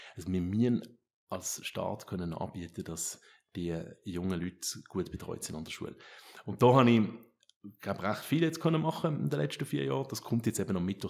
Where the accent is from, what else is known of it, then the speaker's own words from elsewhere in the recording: Switzerland; bei uns in der Schweiz